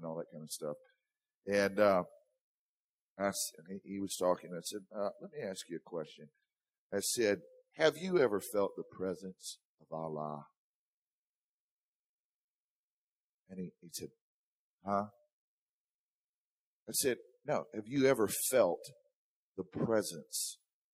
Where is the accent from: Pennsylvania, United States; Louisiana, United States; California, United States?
Louisiana, United States; the South; I'm from the South.